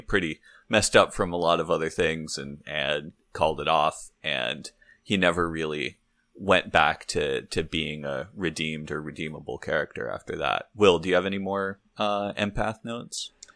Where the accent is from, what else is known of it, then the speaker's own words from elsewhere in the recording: Santa Barbara, California, United States; we're both from Santa Barbara, California